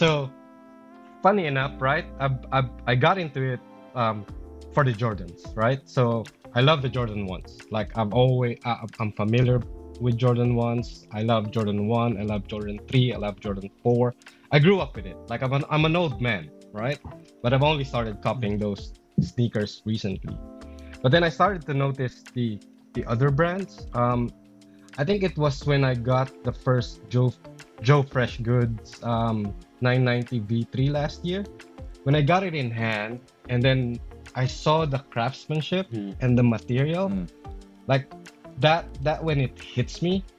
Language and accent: English; Philippines; I've been around it, like I'm Filipino.